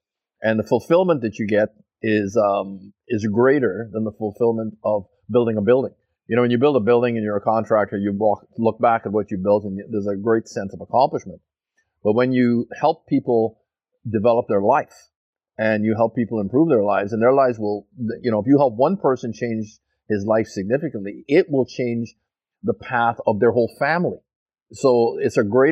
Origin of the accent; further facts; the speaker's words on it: Montreal, Quebec, Canada; also born or lived in Fort St. John; now in Abbotsford, Canada; no, I'm not from Fort St. John. I'm from Montreal.